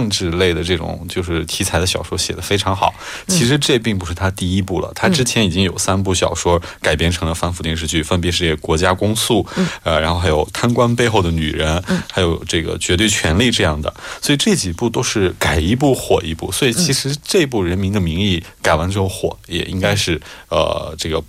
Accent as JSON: {"language": "Chinese", "country": "China", "said": "其实我觉得这个几乎作为中国人的话，不得不追的一部剧"}